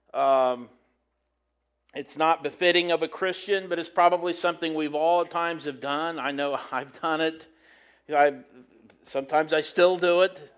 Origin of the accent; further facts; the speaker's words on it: United States; as an American